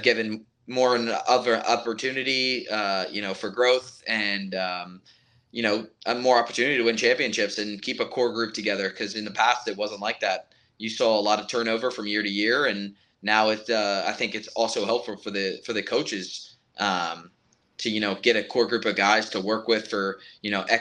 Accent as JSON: {"language": "English", "region": "East Coast", "country": "United States", "moved": "yes", "said": "I'm from the East Coast"}